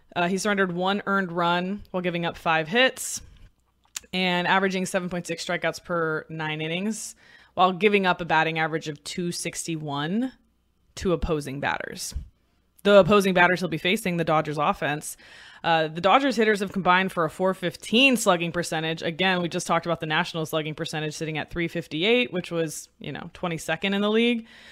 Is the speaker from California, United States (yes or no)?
yes; Bay Area, California, United States; I grew up in the Bay Area, and we would go to A's games